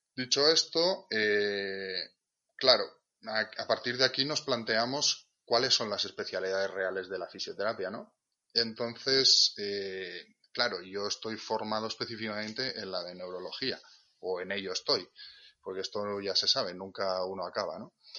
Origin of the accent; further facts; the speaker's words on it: Catalonia, Spain; moved away as an adult; now in Asturias, Spain; yo nací en Cataluña, de hecho me formé allí en, la Ramón Llull, en Blanquerna